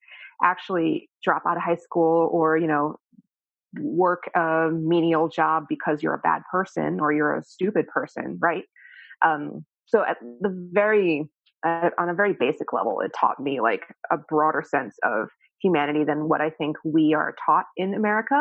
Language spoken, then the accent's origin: English; New York City, New York, United States; I grew up in just around New York, right? In the city